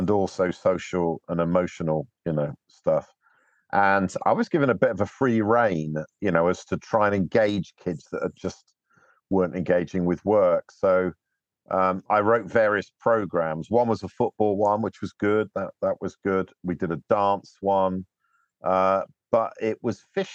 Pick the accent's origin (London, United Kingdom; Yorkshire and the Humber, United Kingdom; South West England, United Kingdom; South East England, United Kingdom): South West England, United Kingdom; North Devon; I was brought up in North Devon